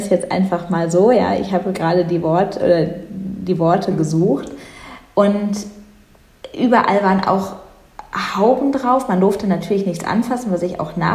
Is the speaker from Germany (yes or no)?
yes; North Rhine-Westphalia, Germany; ich ich komme selbst nicht direkt aus Düsseldorf, aber in der Nähe von Düsseldorf.